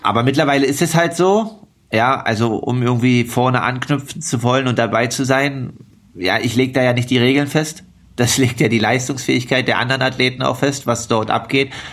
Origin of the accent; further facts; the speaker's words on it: Altmark, Saxony-Anhalt, Germany; now in Leipzig, Germany; Bin Profi-Triathlet aus Leipzig, komme gebürtig aus der Altmark.